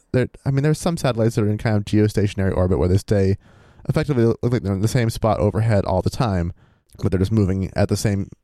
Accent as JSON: {"language": "English", "region": "Ohio", "country": "United States", "tie": "born or raised there", "said": "As most of you probably knew, or as most of you probably know, I grew up in Ohio."}